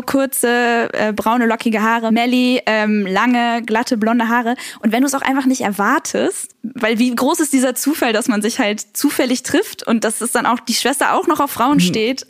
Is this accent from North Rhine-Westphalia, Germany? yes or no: yes; Cologne, North Rhine-Westphalia, Germany; Ich bin äh, Kölnerin